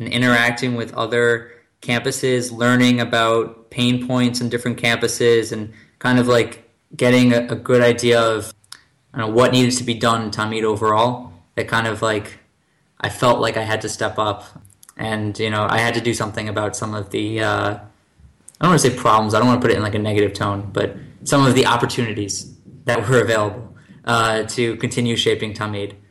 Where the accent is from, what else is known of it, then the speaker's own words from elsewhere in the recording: Livingston, New Jersey, United States; moved away as an adult; also born or lived in Michigan; now in Tel Aviv, Israel; I'm from Livingston, New Jersey, which is 973, the area code. So I moved from the 973 to the 972.